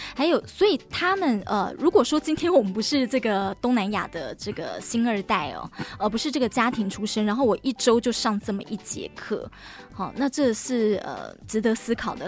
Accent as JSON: {"language": "Chinese", "country": "Taiwan", "said": "台湾人啊，我们在做这个语言学习的时候啊，一定都是英文一定要学，对不对？"}